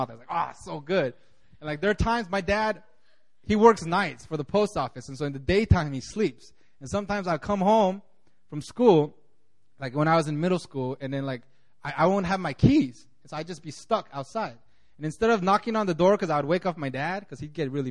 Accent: California, United States; moved away; when I grew up in California

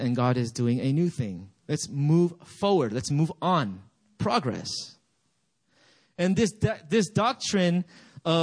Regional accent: United States; also born or lived in Gambia; I grew up in America.

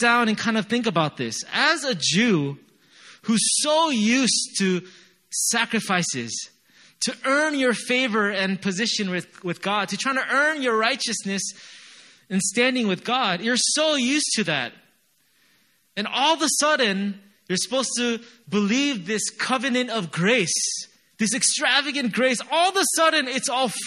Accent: United States; moved away; I'm from America

